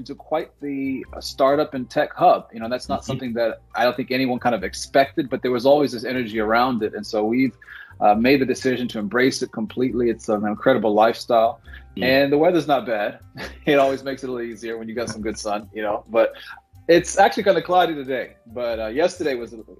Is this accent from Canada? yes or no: no; South Africa; now in United States; My mother is South African.